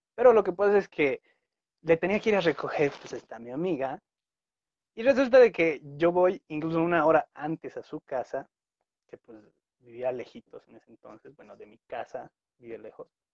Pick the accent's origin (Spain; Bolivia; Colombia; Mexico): Bolivia; La Paz; soy de La Paz, La Paz, Bolivia